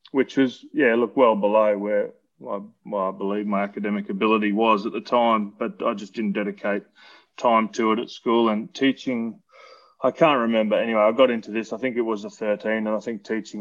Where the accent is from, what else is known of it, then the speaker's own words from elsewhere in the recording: Brisbane, Queensland, Australia; also born or lived in Newcastle, New South Wales; I was born in Newcastle in Belmont down there. But then we moved back to Queensland when I was about six. Grew up here and always been kind of western suburbs of Brisbane